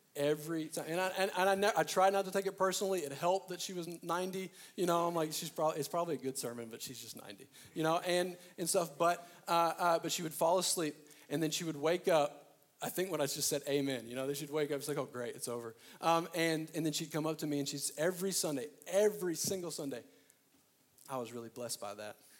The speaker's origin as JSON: {"language": "English", "region": "Arkansas", "country": "United States", "moved": "yes", "said": "I'm originally from Arkansas"}